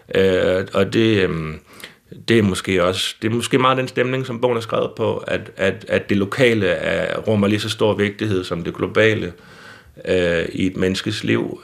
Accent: Søhøjlandet, Central Denmark Region, Denmark; Så jeg er også selv fra Søholandet

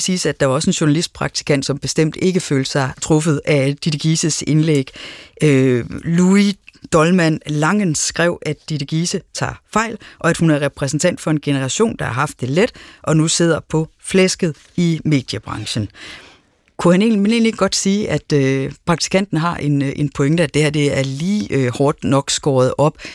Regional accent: Aarhus, Central Denmark Region, Denmark; jeg er vokset op i Aarhus

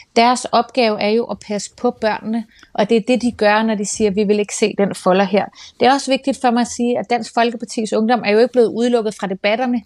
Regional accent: Copenhagen, Capital Region of Denmark, Denmark; jeg er født og opvokset på Nørrebro af dansk statsborger

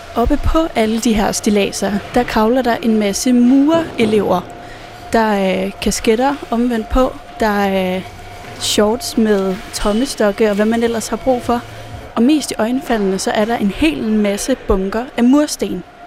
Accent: Jutland, Denmark; Nu kommer jeg jo fra Jylland

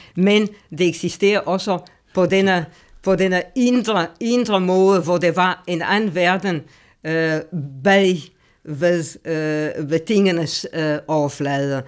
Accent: Romania; moved away; jeg kommer fra Rumænien. Øh, og jeg blev født, og det kan jeg, det kan jeg godt sige lige ud, i nitten fire og halvtreds

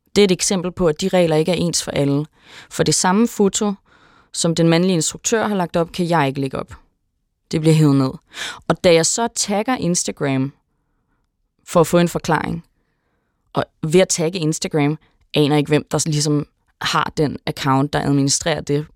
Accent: Denmark; som dansker

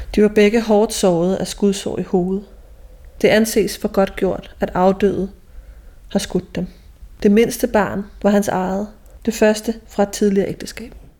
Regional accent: Ølstykke, Zealand, Denmark; det gamle bondehus, hvor jeg voksede op

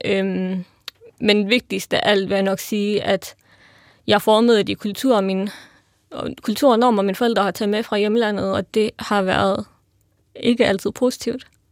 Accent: Vejle, Southern Denmark, Denmark; jeg er jo født og opvokset i Vejle

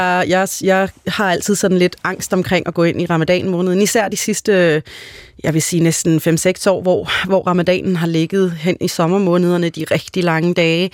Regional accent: Denmark; jeg er jo født og opvokset her i Danmark

